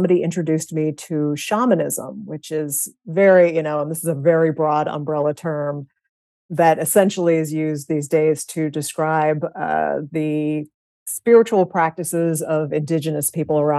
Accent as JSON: {"language": "English", "town": "Salem", "region": "Massachusetts", "country": "United States", "tie": "born or raised there", "said": "I grew up in Salem, Massachusetts"}